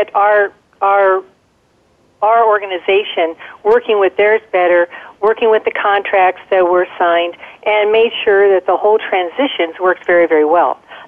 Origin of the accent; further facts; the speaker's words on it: Denver, Colorado, United States; I grew up in Denver, Colorado